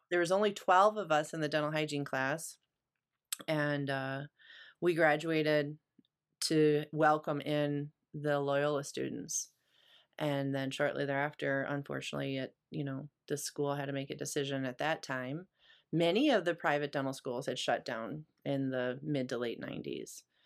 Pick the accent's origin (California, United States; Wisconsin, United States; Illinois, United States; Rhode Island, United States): Illinois, United States; Chicago; moved away as an adult; also born or lived in Grand Rapids, Michigan; coming from Chicago